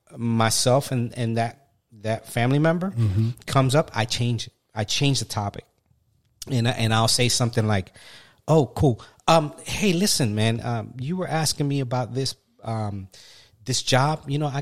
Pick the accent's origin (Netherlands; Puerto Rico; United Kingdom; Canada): Puerto Rico; we're all from the Puerto Rican culture.